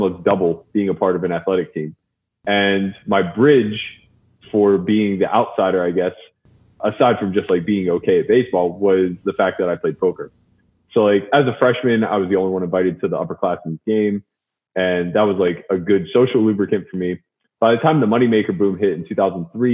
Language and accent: English; Pittsburgh, Pennsylvania, United States; I'm from Pittsburgh, so a lot of the East Coast influence was coming through.